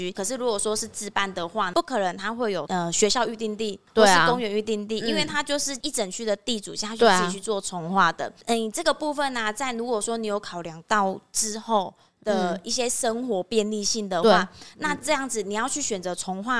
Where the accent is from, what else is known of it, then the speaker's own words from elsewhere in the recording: Kaohsiung, Taiwan; 比如说像我们高雄人武有哪几块是公办？